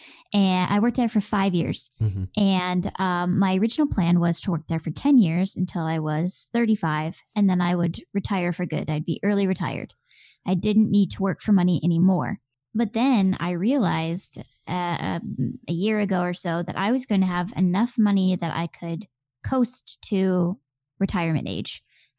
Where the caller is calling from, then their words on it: Minneapolis, Minnesota, United States; Well, as you probably could tell from my accent, I am not in the UK in the slightest. I'm actually in Minneapolis, Minnesota, in the Midwest of the US.